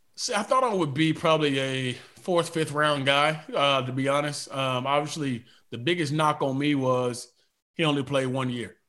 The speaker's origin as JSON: {"language": "English", "town": "Atlanta", "region": "Georgia", "country": "United States", "said": "I'm from Atlanta"}